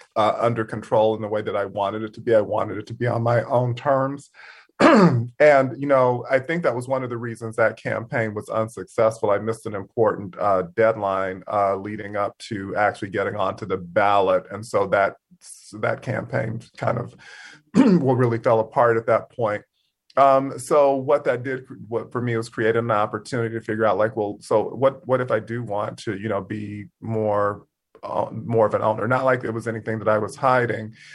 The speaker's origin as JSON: {"language": "English", "region": "Mississippi", "country": "United States", "moved": "as an adult", "said": "being from Mississippi"}